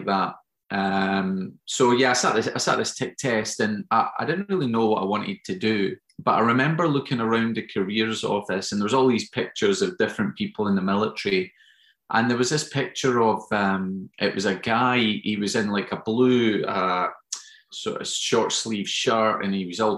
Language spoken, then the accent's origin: English; Auchengray, Tarbrax, near Carnwath, Lanarkshire, Scotland, United Kingdom; I grew up, you probably wouldn't know the area, but it was around Auchin Gray, Wilford's, Tarbrax.